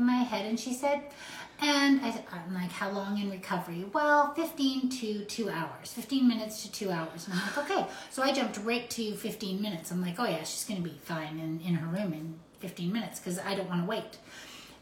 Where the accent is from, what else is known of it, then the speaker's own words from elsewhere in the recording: Canada; We are so Canadian